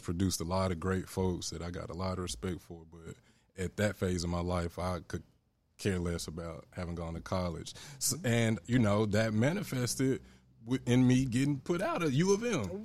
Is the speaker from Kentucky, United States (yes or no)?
no; Memphis, Tennessee, United States; growing up in Memphis